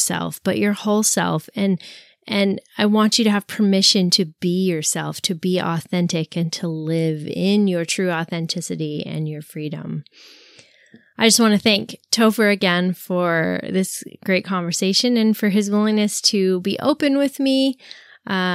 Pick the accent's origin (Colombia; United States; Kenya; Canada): Canada; since I'm Canadian